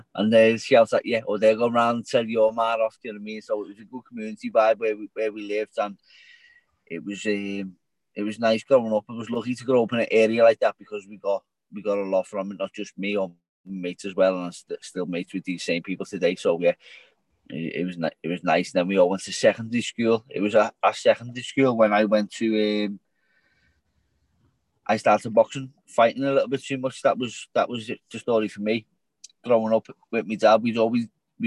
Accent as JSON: {"language": "English", "town": "Liverpool", "region": "North West England", "country": "United Kingdom", "tie": "born or raised there", "said": "I grew up in a small community in the centre, the very centre of Liverpool."}